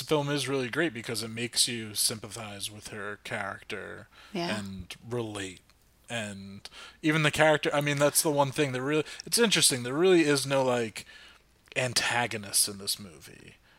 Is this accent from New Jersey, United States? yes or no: yes; New Jersey, United States; I'm Irish, German, Italian, you know, so white boy from New Jersey. from North Jersey.